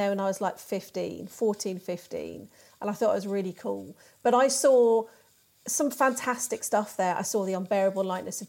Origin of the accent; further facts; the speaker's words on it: Birmingham, West Midlands, United Kingdom; I grew up in Birmingham.